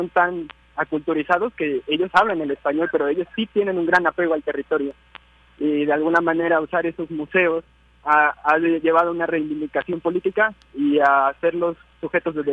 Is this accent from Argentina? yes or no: no; Costa Chica of Guerrero, Mexico; Yo soy costeño y me autoadscribo como afromexicano.